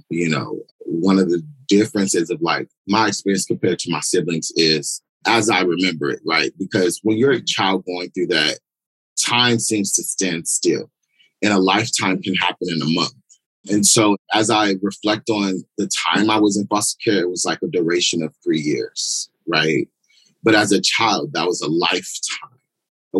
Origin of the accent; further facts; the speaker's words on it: San Diego, California, United States; I'm born and raised in Southeast San Diego